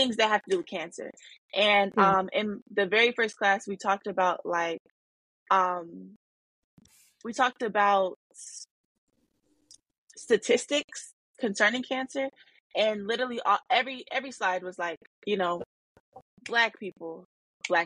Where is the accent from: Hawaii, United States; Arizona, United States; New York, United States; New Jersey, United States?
Arizona, United States; moved away as an adult; now in Detroit, United States; growing up in Arizona and being in a black city now in Detroit, Michigan